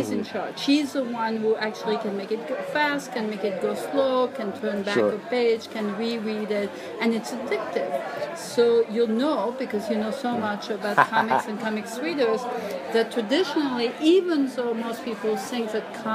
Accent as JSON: {"language": "English", "country": "France", "tie": "born or raised there", "moved": "yes", "said": "I grew up reading comics in France"}